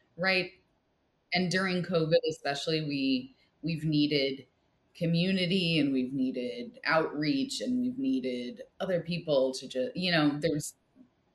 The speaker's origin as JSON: {"language": "English", "region": "Midwest", "country": "United States", "tie": "born or raised there", "moved": "yes", "lives_now": "San Jose, United States", "said": "I was born and bred in the Midwest, from a fairly small town"}